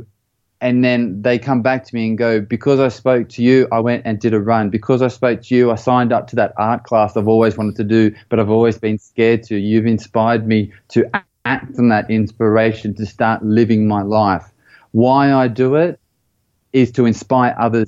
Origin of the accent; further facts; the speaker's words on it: Australia; moved away; also born or lived in United States / Belgium / United Kingdom; I grew up in Australia, and you can probably tell by the little twang of the accent.